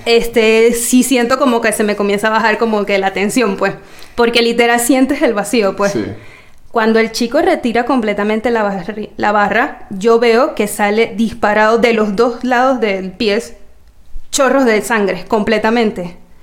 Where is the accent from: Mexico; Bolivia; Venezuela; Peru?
Venezuela; moved away; hasta que yo me fui de Venezuela